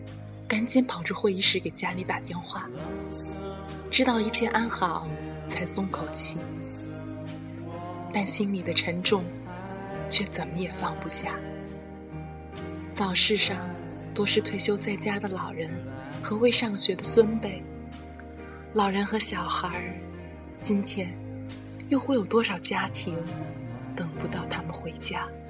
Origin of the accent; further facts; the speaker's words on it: Urumqi, Xinjiang, China; moved away; 是的，我是汉族，但我是新疆人。我生在新疆，长在新疆，直到离家求学。